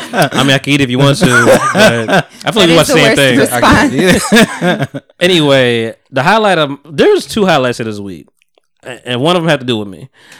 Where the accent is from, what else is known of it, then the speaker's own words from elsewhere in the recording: New Jersey, United States; I'm from Jersey. I'm talking about Jersey, South Jersey things.